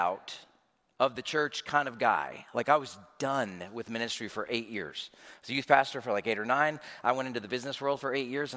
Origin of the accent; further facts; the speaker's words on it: Knoxville, Tennessee, United States; I'm from Knoxville, Tennessee